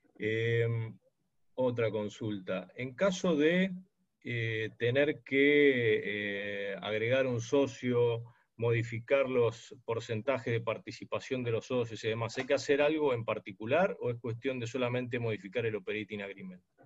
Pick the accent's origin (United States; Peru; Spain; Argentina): Argentina; Yo soy de Argentina